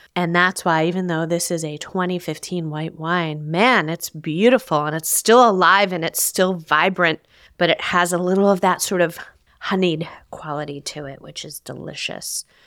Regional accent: New Jersey, United States; growing up in New Jersey

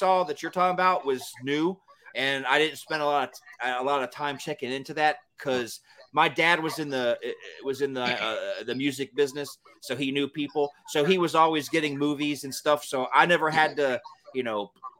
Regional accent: Georgia, United States; I grew up in Georgia. All I really ever heard about was Northern Florida, you know, the Carolinas, Tennessee, and Alabama.

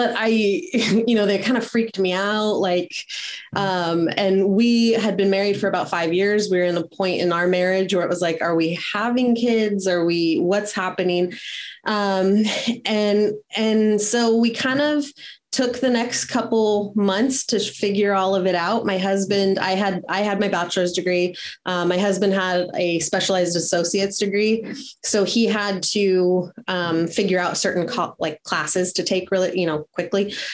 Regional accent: California, United States; moved away as an adult; also born or lived in South Carolina; We're both from California. We moved across the country to attend Sherman College of Chiropractic in South Carolina

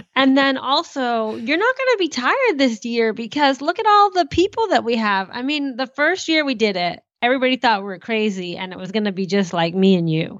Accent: New England, United States; I grew up in New England

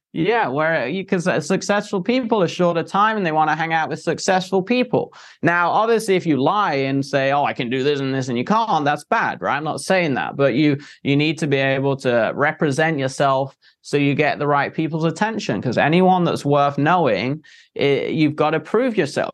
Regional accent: England, United Kingdom; moved away; I came from England, very Victorian, like old times

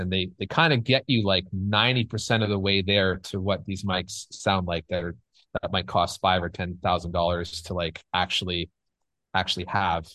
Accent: Canada; moved away as an adult; now in Los Angeles, United States; I'm Canadian

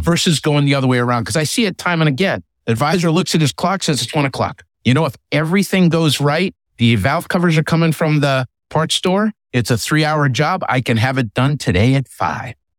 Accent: Northeast, United States; I'm from the Northeast

